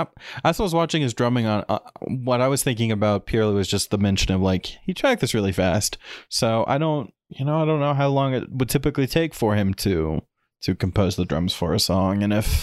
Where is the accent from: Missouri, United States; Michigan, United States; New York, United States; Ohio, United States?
Missouri, United States; Springfield; and I'm from Springfield.